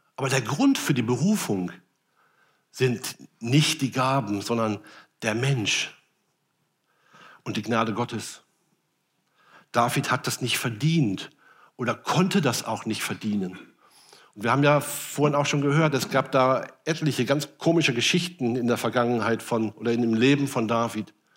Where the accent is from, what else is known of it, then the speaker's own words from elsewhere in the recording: Rhenish Hesse, Rhineland-Palatinate, Germany; moved away; aus meiner alten Heimat Rheinhessen